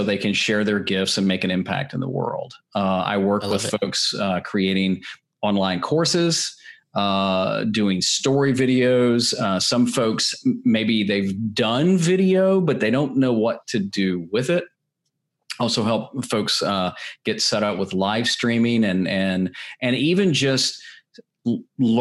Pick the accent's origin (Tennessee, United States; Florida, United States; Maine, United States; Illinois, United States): Tennessee, United States; Nashville; I'm originally from Nashville, Tennessee